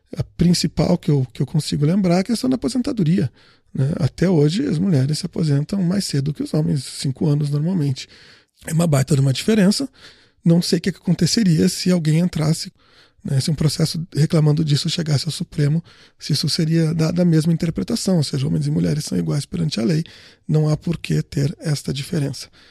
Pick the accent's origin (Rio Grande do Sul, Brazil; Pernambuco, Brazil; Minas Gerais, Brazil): Rio Grande do Sul, Brazil; O Solon e eu somos gaúchos